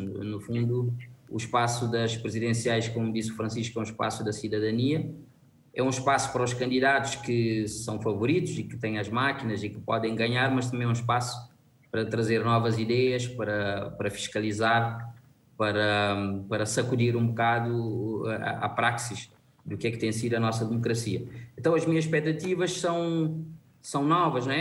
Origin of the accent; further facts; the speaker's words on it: Cape Verde; Isso conforta-me como cabo-verdiano